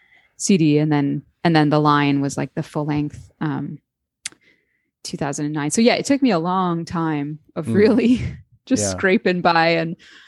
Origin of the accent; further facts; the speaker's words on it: Canada; We're both from Canada.